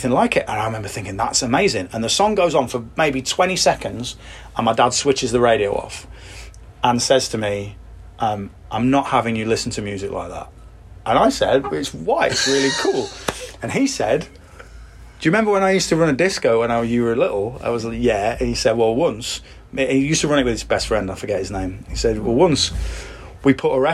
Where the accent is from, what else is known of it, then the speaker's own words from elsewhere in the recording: Leicester, East Midlands, United Kingdom; Leicester, which is my hometown